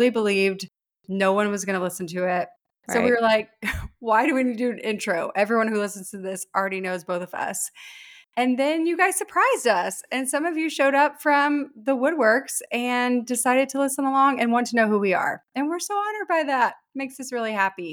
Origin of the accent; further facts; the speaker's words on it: Lilburn, Georgia, United States; We are both originally from Lilburn, Georgia, where we went to Parkview High School.